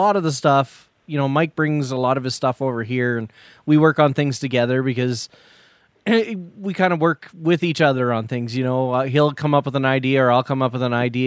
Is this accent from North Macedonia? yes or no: no; Canada; we're Canadian